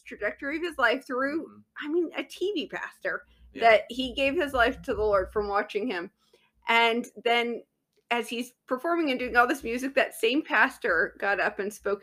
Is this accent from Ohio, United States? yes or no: no; Southern California, United States; I was raised in Southern California